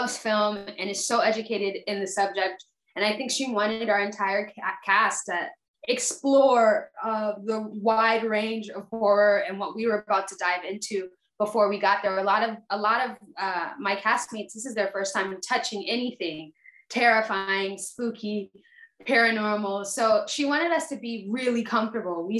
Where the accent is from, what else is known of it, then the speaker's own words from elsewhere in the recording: Fayetteville, Georgia, United States; also born or lived in Atlanta, Georgia; I live in Fayetteville, Georgia.